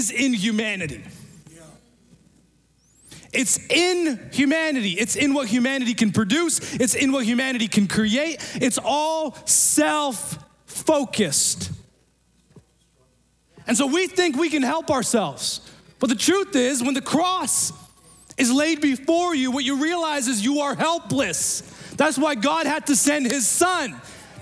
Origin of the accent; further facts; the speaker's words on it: Pakistan; moved away; I'm from Pakistan